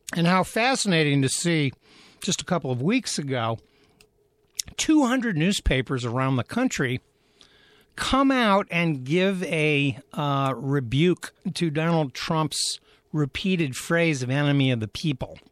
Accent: Athens, Ohio, United States; my hometown of Athens, Ohio

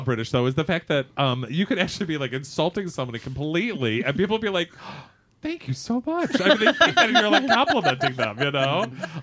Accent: Michigan, United States; I've lived here for 22 years. And he's like, no, you've got a little bit of an accent. And I'm like, I don't know what it is, but I know I've lived here in Michigan for this.

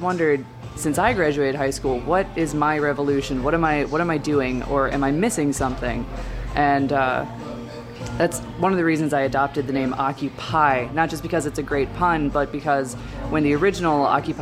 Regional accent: Brighton, Michigan, United States; I grew up in Brighton

